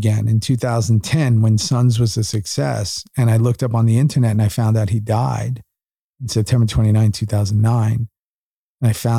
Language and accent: English; New York City, New York, United States; moved away as an adult; also born or lived in Los Angeles, United States; now in Austin, United States; I grew up in New York in the 80s